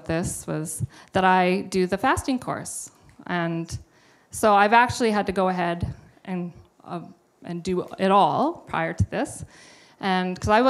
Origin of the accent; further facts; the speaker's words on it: Revelstoke, British Columbia, Canada; now in Kelowna, Canada; I grew up in Revelstoke, and Pastor Kim and Pastor Dave have been my pastors since I was about 12 years old